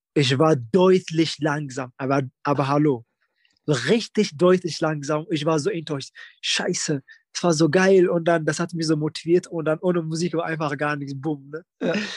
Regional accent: Bielefeld, North Rhine-Westphalia, Germany; bei uns in Bielefeld

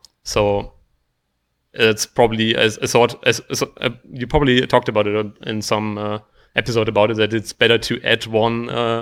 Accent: Germany; now in Austria; I'm from Germany, although I do live in Austria nowadays.

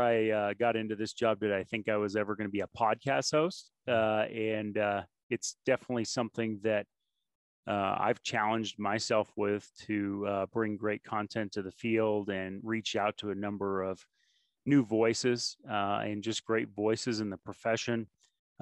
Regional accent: Burlington, Vermont, United States; I grew up in the Northeast, Burlington, Vermont

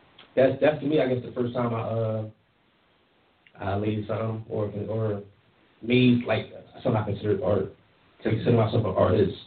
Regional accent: Philadelphia, Pennsylvania, United States; I'm from Philly, from Uptown.

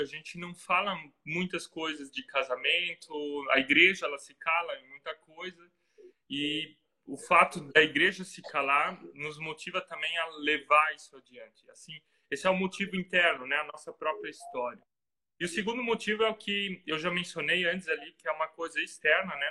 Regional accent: Santa Catarina, Brazil; moved away as an adult; now in Ilshofen, Germany; eu sou de Santa Catarina. Provavelmente vocês vão perceber rapidamente no sotaque que, que é um sotaque um pouco diferente.

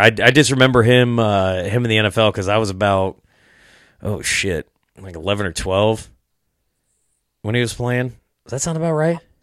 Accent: Rock Island, Illinois, United States; now in Iowa, United States; I grew up in Rock Island, L, which is, like, right across the river, so I, I, I live in Iowa now

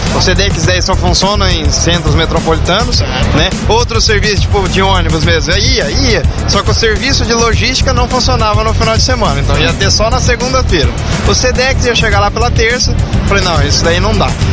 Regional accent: Londrina, Paraná, Brazil; eu sou de Londrina

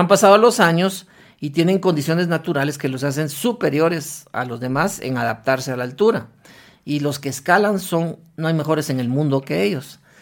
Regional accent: Guatemala; regresé a Guatemala

